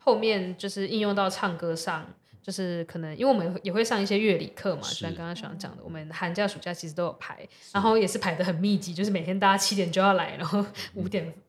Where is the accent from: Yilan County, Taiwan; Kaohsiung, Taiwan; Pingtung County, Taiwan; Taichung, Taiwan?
Kaohsiung, Taiwan; first language Taiwanese Hokkien; 因为我自己是高雄人，所以我对台语对我来说就是有点就是母语，